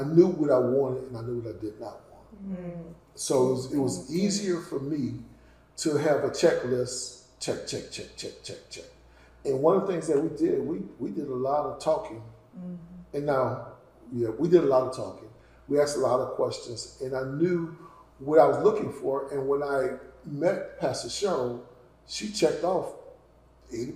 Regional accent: the South, United States; I grew up in the South

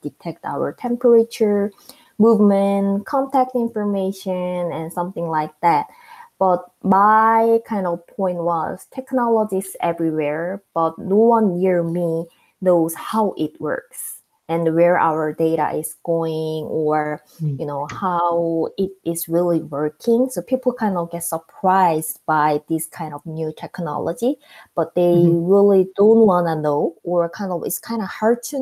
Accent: South Korea; English is a second language; moved away as an adult; now in United States; I'm the citizen of South Korea

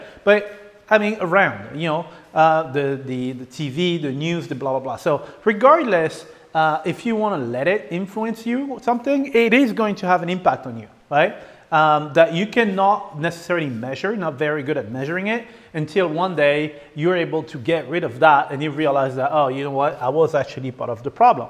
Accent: France; moved away; I grew up in France

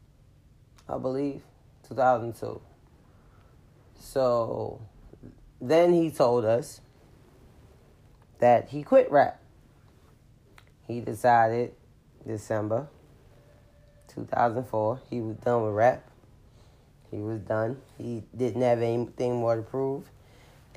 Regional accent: New York City, New York, United States; I'm a New Yorker

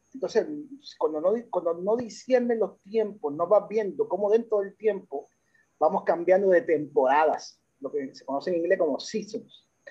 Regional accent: Puerto Rico; also born or lived in United States; soy de padre puertorriqueño, de madre dominicana, nací en Estados Unidos y llegué a, esta isla en el 1979 a la edad en segundo grado. De ahí pues hemos eh, estado acá permanente

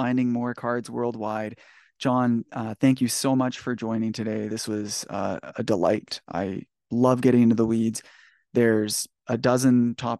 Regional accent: Canada; As a Canadian

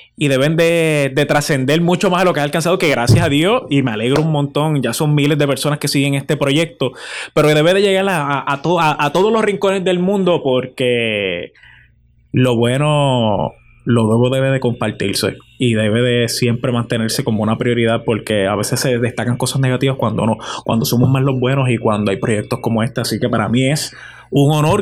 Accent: Puerto Rico; esa esencia que, que lleva a uno como boricua y, como hijo de cada de estos 78 pueblos que tiene la, isla del encanto

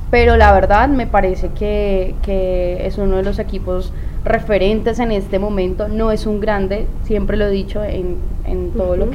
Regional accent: Cajamarca, Tolima, Colombia; now in Ibagué, Colombia; tolimense, orgullosa de, mi tierra, Cajamarca Tolima, la despensa agrícola de Colombia.

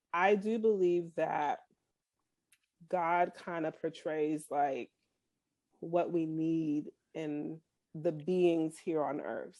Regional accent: Boston, Massachusetts, United States; also born or lived in Kansas City; now in Frisco, United States; I'm originally from Boston

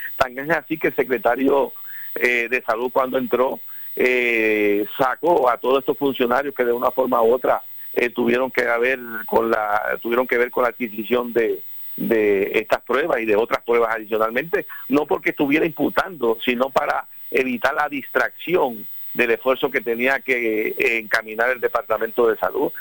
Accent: Puerto Rico; somos el pueblo puertorriqueño

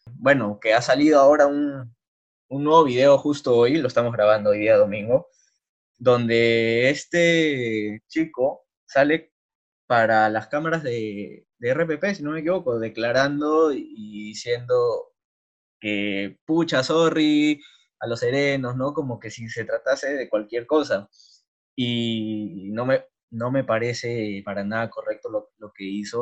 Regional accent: Lima, Peru; como peruanos, o sea, como limeños

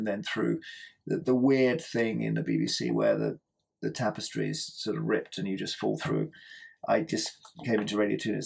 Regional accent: Cheam, London, United Kingdom; moved away; I was brought up in Cheam in Surrey.

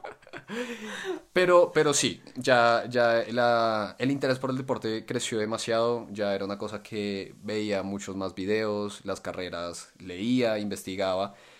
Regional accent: Colombia; yo somos de Colombia

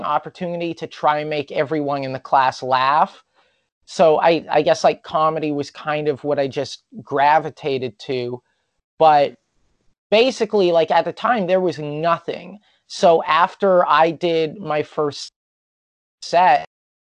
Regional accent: Prince George, British Columbia, Canada; now in Vancouver, Canada; I grew up in Prince George

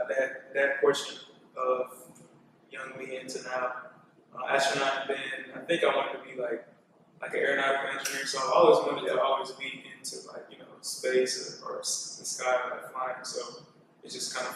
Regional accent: Atlanta, Georgia, United States; born or raised there; also born or lived in Newburgh, New York

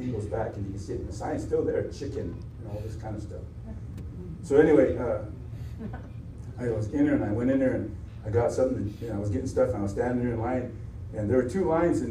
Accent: South Dakota, United States; I'm from South Dakota, on my way to Georgia

